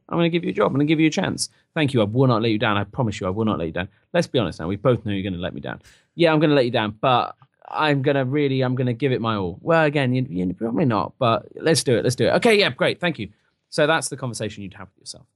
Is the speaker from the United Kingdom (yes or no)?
yes; United Kingdom